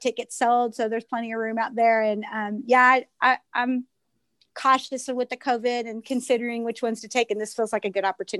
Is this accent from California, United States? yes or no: no; Iola, Kansas, United States; I'm from Iola, Southeast Kansas. I live in Iola, Kansas.